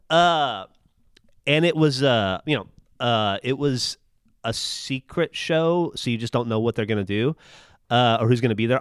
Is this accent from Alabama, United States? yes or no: yes; Alabama, United States; moved away as an adult; now in Austin, United States; I was from Alabama